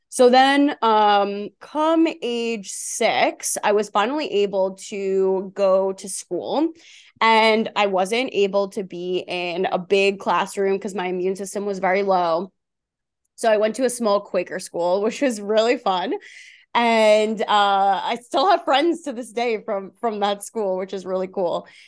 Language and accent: English; Long Island, New York, United States; I grew up on Long Island, New York, so that's where the accent is from.